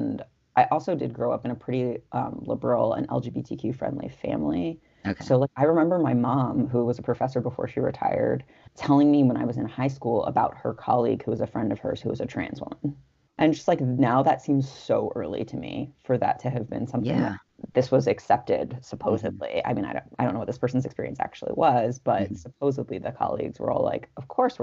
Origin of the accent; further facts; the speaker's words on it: Los Angeles, California, United States; I was growing up in Los Angeles